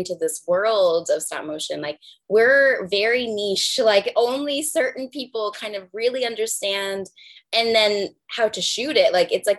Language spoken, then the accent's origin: English; Puerto Rico; moved away; after I moved from Puerto Rico, I was from Niagara.